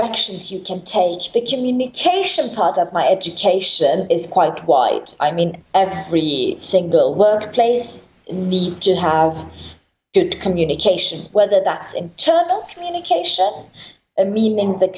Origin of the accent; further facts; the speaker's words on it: Oslo, Norway; moved away as an adult; also born or lived in Rome, Italy; now in Iraq; I'm from Norway, more specifically the capital, Oslo. But I am myself a child of refugee parents from Kurdistan